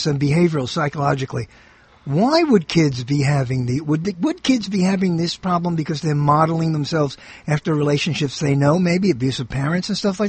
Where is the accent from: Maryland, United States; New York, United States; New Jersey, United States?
New York, United States; New York City; when I was a kid growing up in Brooklyn